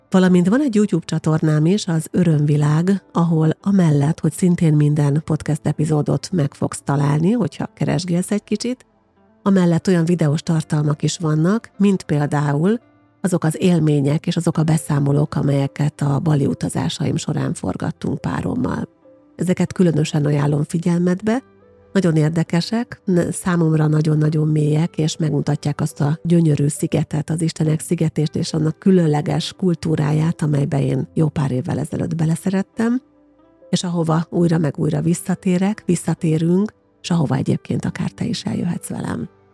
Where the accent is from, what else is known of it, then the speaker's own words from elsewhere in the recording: Győrszemere, Győr-Moson-Sopron, Hungary; moved away as an adult; also born or lived in Pécs / Tárnok; now in Székesfehérvár, Hungary; Életem első 18 évében gyakorlatilag Győrszemerén nőttem fel